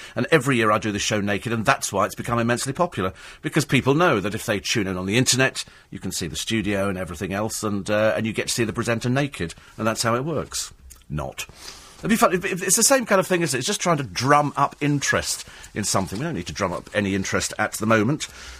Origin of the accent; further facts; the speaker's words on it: United Kingdom; I think we'll join that queue because we're British. We like a queue.